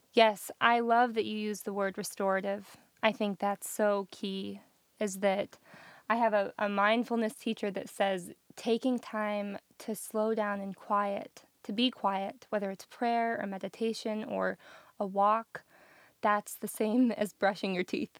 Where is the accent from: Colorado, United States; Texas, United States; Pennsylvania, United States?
Colorado, United States; Colorado Springs; moved away as an adult; also born or lived in Denver; now in Nashville, United States; I grew up in Colorado Springs